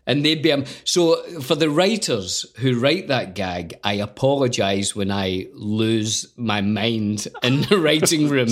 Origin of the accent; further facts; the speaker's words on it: Scotland, United Kingdom; a Scottish actor